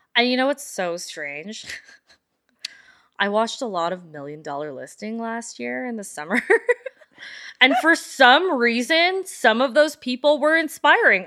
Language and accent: English; Calgary, Alberta, Canada; we grew up in the Northwest